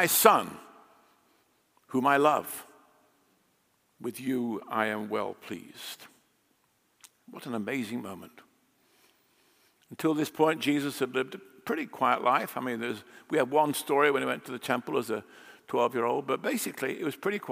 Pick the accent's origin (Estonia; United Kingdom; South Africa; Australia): United Kingdom; England; moved away as an adult; now in United States; I grew up in England